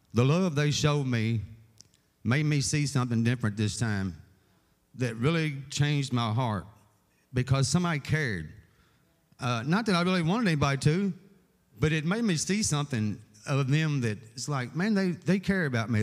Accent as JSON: {"language": "English", "town": "Owensboro", "region": "Kentucky", "country": "United States", "tie": "born or raised there", "said": "born and raised in Owensboro all my life"}